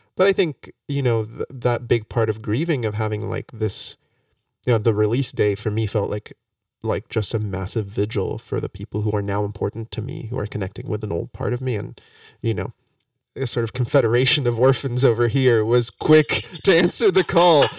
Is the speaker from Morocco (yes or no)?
yes; Morocco; now in United States; I came back from Morocco